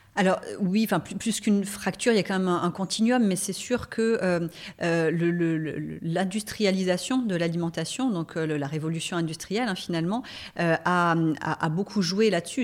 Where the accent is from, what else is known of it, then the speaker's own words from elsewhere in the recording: La Seyne-sur-Mer, Provence-Alpes-Côte d'Azur, France; moved away as an adult; also born or lived in Marseille / Paris; je suis née et j'ai grandi à la Seine-sur-Mer, hein, donc je suis euh, varoise.